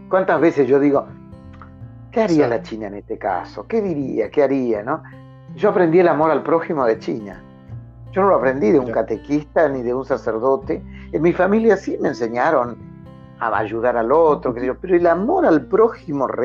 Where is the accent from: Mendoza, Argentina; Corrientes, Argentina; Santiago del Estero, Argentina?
Corrientes, Argentina; Esquina; desemboca justo frente a la ciudad donde nací y donde vivo, en el Paraná, en, en un delta maravilloso, y la ciudad hace un recodo para que el río muera en el Paraná. Entonces, esa es la esquina, ¿no?